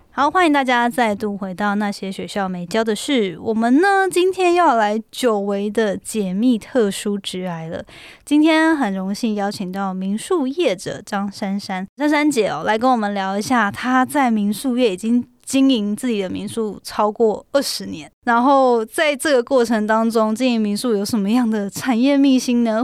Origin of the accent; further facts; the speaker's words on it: Hualien, Hualien County, Taiwan; moved away; 因为我也是花莲人嘛